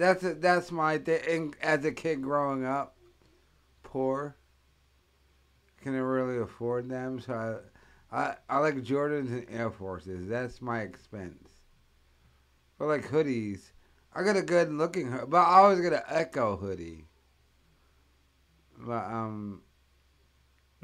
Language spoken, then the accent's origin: English; Rhode Island, United States; growing up in Rhode Island, we always went to the Emerald Mall in Attleboro